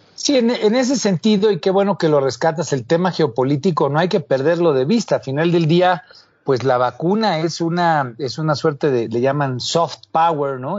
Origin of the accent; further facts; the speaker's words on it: Mexico; como mexicanos